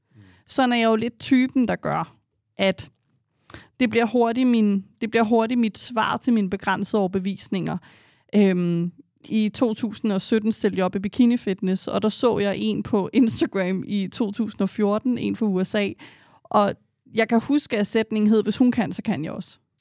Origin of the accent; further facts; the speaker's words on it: Denmark; vi er opvokset i et land her i Danmark